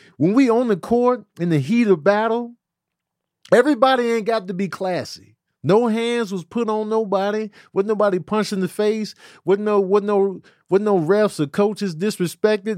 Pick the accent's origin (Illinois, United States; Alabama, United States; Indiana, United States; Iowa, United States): Illinois, United States; Chicago; growing up in Chicago, it was like everything was flat, no mountains